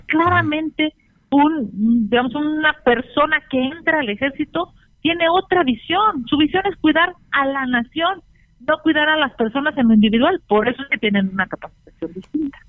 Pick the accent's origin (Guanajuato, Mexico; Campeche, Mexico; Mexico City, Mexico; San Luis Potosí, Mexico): Mexico City, Mexico; siendo senadora chilanga